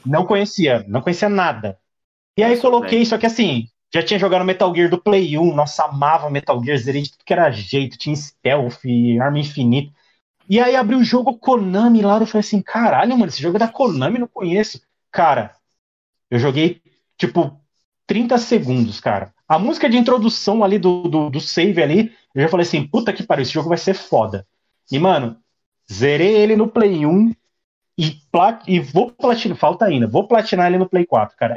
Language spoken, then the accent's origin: Portuguese; Taboão da Serra, São Paulo, Brazil; Sou de Taboão da Serra, São Paulo